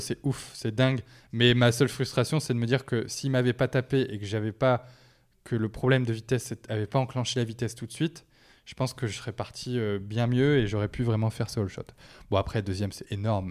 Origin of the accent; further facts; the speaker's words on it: the Nord, Hauts-de-France, France; C'est chez moi